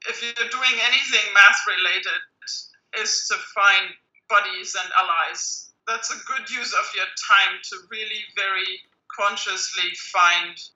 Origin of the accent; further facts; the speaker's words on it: Germany; moved away as an adult; also born or lived in London / Switzerland / California; math was not a thing that girls were supposed to do when I was growing up in Germany.